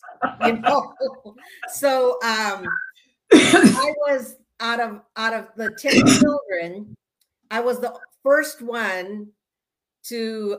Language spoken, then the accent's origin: English; California, United States; first language Spanish; English is a second language; I was born and raised in California. I was raised in a single parent household. My mom immigrated from Mexico, and there's 10 of us.